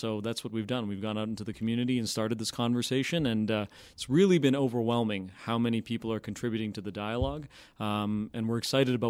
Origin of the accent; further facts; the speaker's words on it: Stoney Creek, Ontario, Canada; So I'm from originally from Stoney Creek, Ontario.